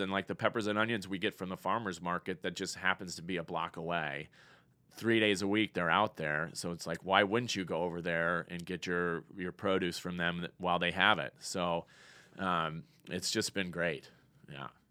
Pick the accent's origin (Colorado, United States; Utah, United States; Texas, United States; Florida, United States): Colorado, United States; moved away as an adult; also born or lived in Cincinnati / Denver, Colorado; now in Fort Payne, United States; I was born and raised in Colorado.